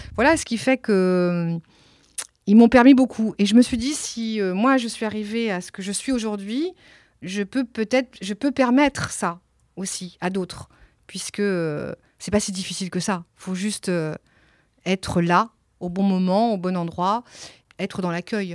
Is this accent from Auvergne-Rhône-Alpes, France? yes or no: no; Nantes, Pays de la Loire, France; first language Italian; French is a second language; moved away as an adult; also born or lived in Italy; now in Marseille, France; J'ai grandi à Nantes, oui. Longtemps, 35 ans à Nantes.